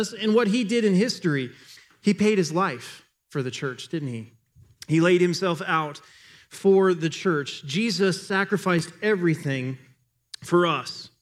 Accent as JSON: {"language": "English", "country": "United States", "said": "we as an American culture"}